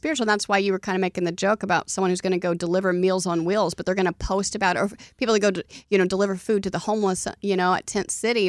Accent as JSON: {"language": "English", "region": "Oklahoma", "country": "United States", "said": "No. See, I'm from Oklahoma, so Donnie's making fun of me."}